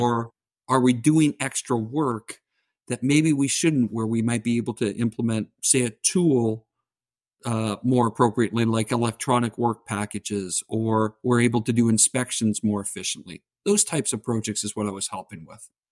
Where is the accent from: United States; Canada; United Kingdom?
Canada; southern Ontario; accent: Canadian; I'm Canadian, so if you hear the oots and the boots, tha-, that's where it's from